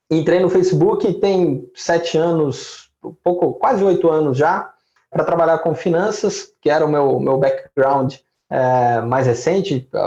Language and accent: Portuguese; Belo Horizonte, Minas Gerais, Brazil; Bom, eu sou mineiro de, de Belo Horizonte